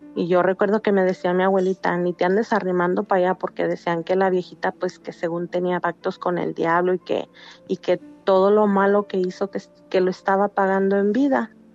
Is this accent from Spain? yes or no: no; Valparaíso, Zacatecas, Mexico; now in Los Angeles, United States; Soy de Zacatecas, pero radico en Los Ángeles.